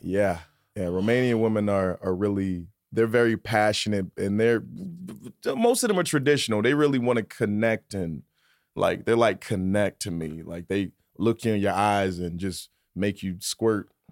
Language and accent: English; Virginia, United States; moved away; also born or lived in New York City; I'm from Virginia